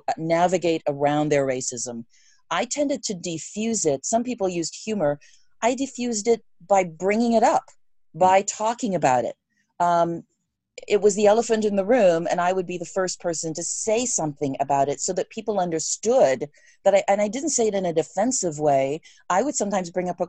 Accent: England, United Kingdom; moved away; I grew up in England.

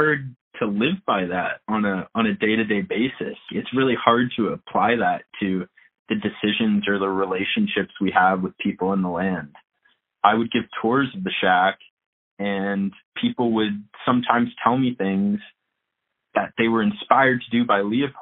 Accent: Bethesda, Maryland, United States; So I grew up in Bethesda, Maryland, which is right outside Washington, D.C.

